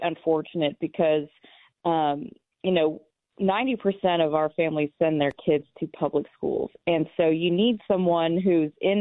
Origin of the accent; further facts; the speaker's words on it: Lawton, Oklahoma, United States; moved away; I will be in my hometown of Lawton, Oklahoma tomorrow